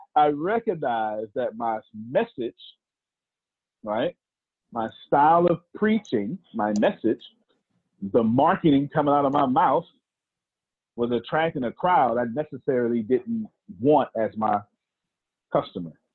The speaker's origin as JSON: {"language": "English", "region": "Texas", "country": "United States", "said": "I'm from the South, Texas, and there's a certain way to do black preaching down here in the South"}